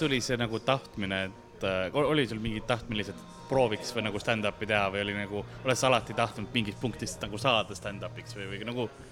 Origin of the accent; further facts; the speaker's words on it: Tallinn, Harju County, Estonia; kuna mul on kõik nagu laps, üleskasvamine ongi Lasnamäest